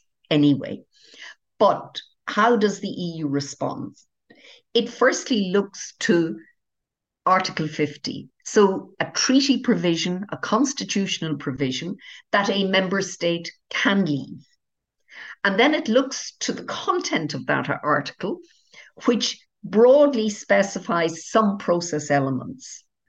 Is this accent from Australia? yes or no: no; Ireland; Secondly, I'm Irish, and of course, of the remaining member states, Ireland was most affected by the consequences and impact of Brexit than any other member state, bar none.